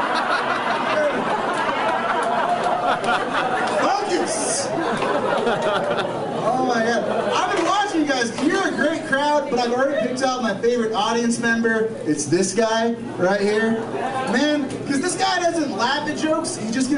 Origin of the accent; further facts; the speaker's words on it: Los Angeles, California, United States; I'm from Los Angeles